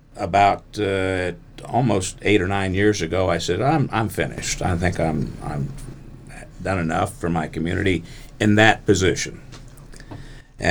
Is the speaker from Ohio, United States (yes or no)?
yes; Beavercreek, Ohio, United States; I was raised in Beaver Creek